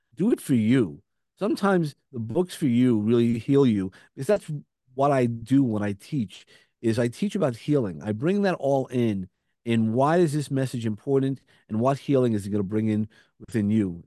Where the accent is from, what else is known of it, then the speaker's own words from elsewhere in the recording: New York City, New York, United States; accent: Brooklyn; I have a Brooklyn accent